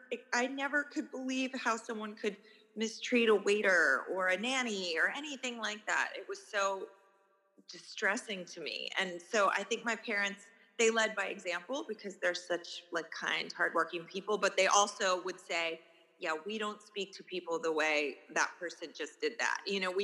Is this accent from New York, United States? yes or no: yes; New York City, New York, United States; 65th Street. And then I moved downtown with an ex-primate. And it just didn't feel like home to me